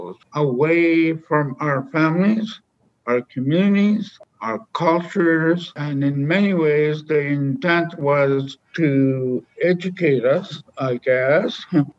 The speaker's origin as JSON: {"language": "English", "town": "Lac Seul", "region": "Ontario", "country": "Canada", "also_born_or_lived": "Sioux Lookout, Ontario", "said": "I'm originally from Obishogokong, which is Lac Seul, traditional territory, which is not too far from here"}